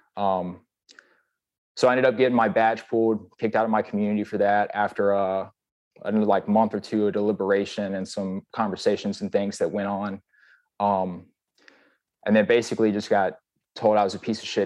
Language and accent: English; Wilmington, Texas, United States; also born or lived in Guam; I'm from Texas. I'm actually from Wilmington, Texas.